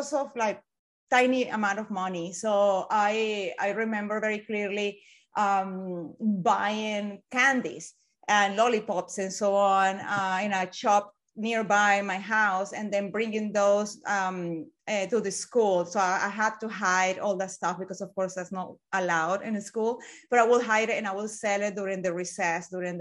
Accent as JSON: {"language": "English", "country": "Venezuela", "tie": "born or raised there", "second_language": "English", "moved": "as an adult", "lives_now": "United Kingdom", "said": "I was born in Venezuela long time ago."}